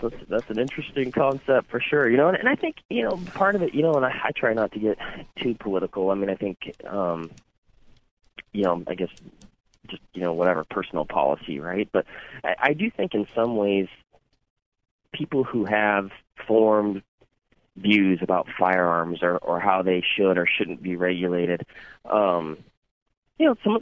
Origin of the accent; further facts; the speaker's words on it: Washington, United States; moved away; that's my home state